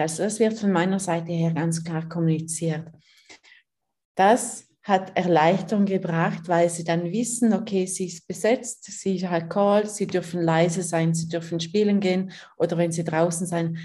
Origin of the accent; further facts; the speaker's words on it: Liechtenstein; moved away as an adult; now in Switzerland; Ich bin in Fürstentum Liechtenstein aufgewachsen, wohne seit drei Jahren mit meinen Kindern in der Schweiz